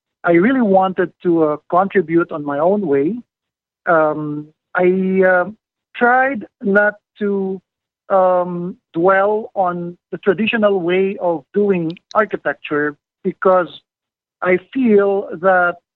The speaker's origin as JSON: {"language": "English", "town": "Manila", "region": "Metro Manila", "country": "Philippines", "tie": "born or raised there", "said": "I grew up in Manila for almost half of my life. I was raised there in the city"}